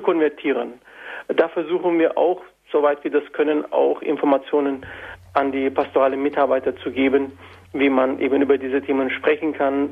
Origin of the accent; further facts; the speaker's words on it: Antakya, Hatay, Turkey; German is a second language; now in Germany; ich stamme aus Antakya